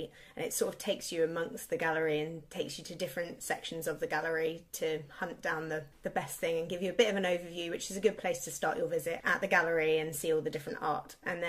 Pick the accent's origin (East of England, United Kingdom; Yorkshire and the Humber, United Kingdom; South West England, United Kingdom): South West England, United Kingdom; Devon; now in London, United Kingdom; I grew up in Devon